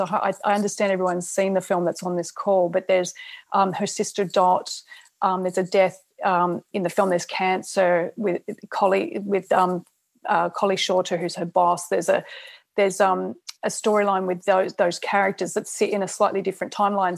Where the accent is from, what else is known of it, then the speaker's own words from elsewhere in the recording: Australia; I'm Australian